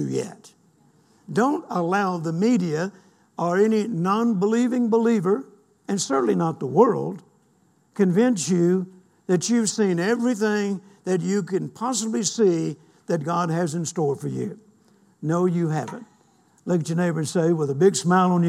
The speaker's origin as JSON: {"language": "English", "country": "United States", "said": "I'm an American and proud to be an American"}